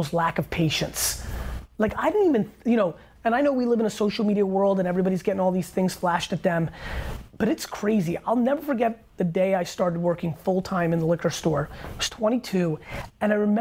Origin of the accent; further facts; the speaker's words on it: Russia; now in United States; I was born in Russia.